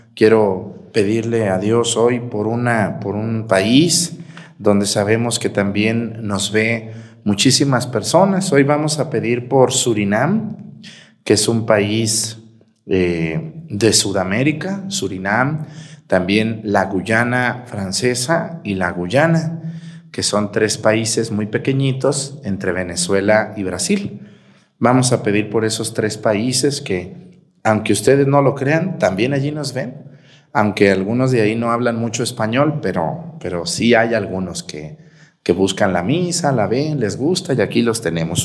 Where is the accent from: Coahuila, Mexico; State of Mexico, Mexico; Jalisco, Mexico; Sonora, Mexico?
Jalisco, Mexico; Mexticacán; mi pueblo Mestigacán